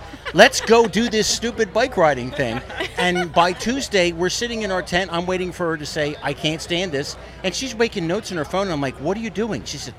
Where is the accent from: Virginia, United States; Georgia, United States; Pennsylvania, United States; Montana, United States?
Pennsylvania, United States; Philadelphia; I'm from Philadelphia